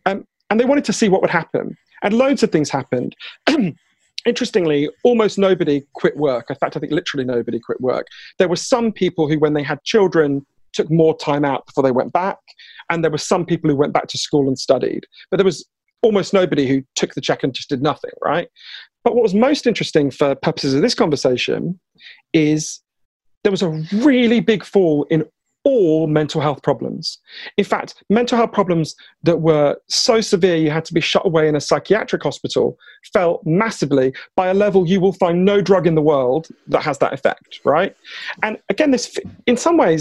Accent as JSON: {"language": "English", "country": "United Kingdom", "accent": "Downton Abbey", "said": "my weird Downton Abbey accent, I am British"}